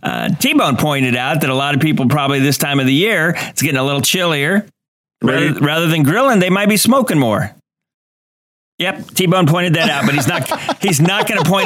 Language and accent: English; Midwest, United States; Growing up in the Midwest